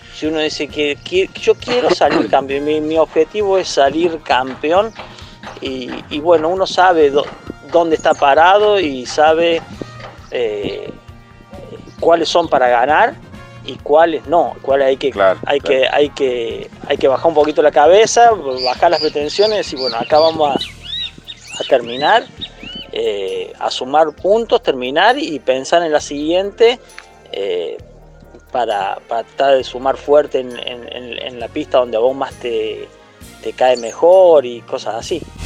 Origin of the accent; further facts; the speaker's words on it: Santa Rosa, Argentina; now in Villa del Dique, Argentina; yo soy nacido en Santa Rosa y hasta hace 15, 16 años eh, estuve en Santa Rosa, y después me vine para acá, para Villelique